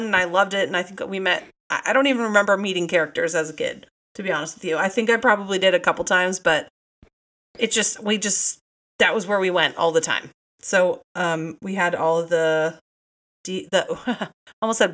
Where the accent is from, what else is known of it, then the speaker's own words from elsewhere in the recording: San Diego, California, United States; I was born and raised in San Diego, California.